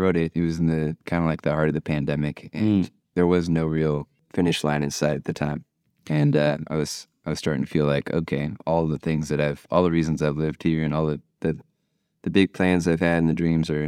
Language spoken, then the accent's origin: English; Bay Area, California, United States; moved away as an adult; also born or lived in Kansas; now in New Orleans, United States; mostly grew up in the Bay Area.